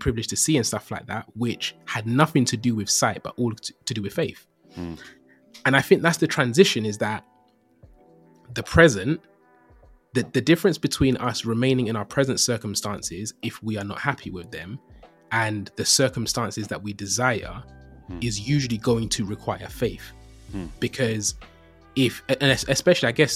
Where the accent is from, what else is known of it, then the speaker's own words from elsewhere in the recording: London, United Kingdom; Born and raised in East London